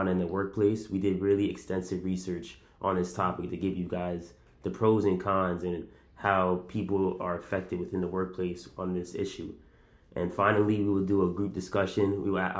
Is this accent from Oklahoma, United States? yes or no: no; South Plainfield, New Jersey, United States; I am from South Plainfield, New Jersey